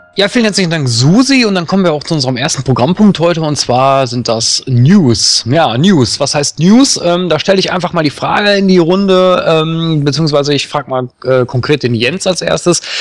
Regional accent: Duisburg, North Rhine-Westphalia, Germany; Also ich bin ja gebürtiger Duisburger, das heißt äh, Grenze Düsseldorf.

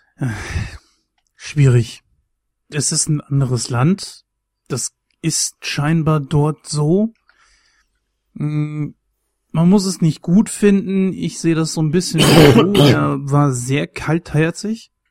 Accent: Germany; mich als Deutscher

